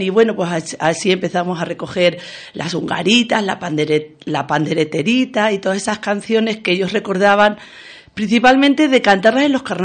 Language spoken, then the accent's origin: Spanish; Casas del Monte, Extremadura, Spain; empezamos en el 1999 en Casas del Monte, mi pueblo, se ha dicho también de paso, que está en el Valle del Ambros.